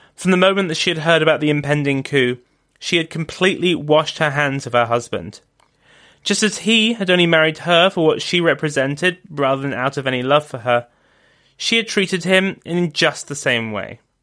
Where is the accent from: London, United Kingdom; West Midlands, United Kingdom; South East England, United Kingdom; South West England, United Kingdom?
London, United Kingdom; also born or lived in Oxford; back to London, my hometown